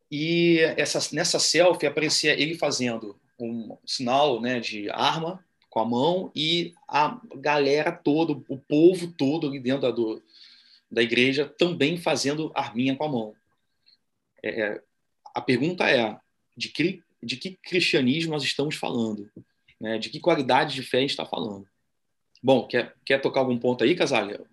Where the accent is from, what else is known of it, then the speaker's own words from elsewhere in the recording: Brazil; nós, Sim. enquanto brasileiros misóginos